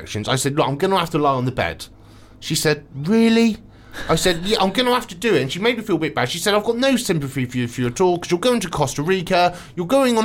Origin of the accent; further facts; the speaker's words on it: Swindon, South West England, United Kingdom; moved away; I love Swindon. It's my hometown